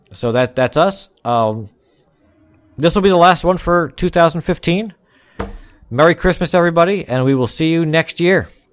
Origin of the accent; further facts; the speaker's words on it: New Jersey, United States; I'm from Jersey as well